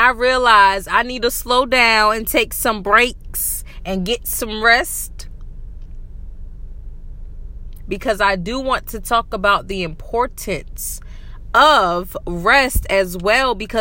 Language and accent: English; Varnville, South Carolina, United States; also born or lived in Washington State; now in Washington, United States; I'm originally from South Carolina. I love it so much. I'm from Varonville, y'all. I am from the Low Country in South Carolina